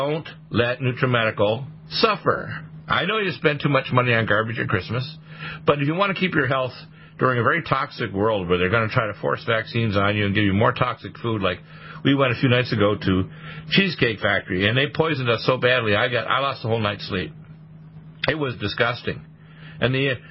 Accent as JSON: {"language": "English", "town": "Detroit", "region": "Michigan", "country": "United States", "tie": "born or raised there", "also_born_or_lived": "Canada", "said": "I'm an American and a Canadian. I was born in Detroit, Michigan"}